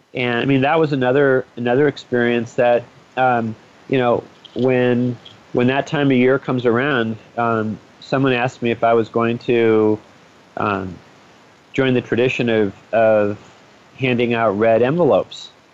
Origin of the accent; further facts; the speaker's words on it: United States; as an American who you know was just used to our holidays here